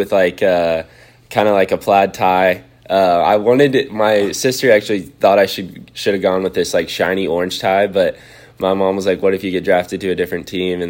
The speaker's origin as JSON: {"language": "English", "town": "Austin", "region": "Texas", "country": "United States", "tie": "born or raised there", "said": "I was born and raised in Austin, grew up a Longhorn fan"}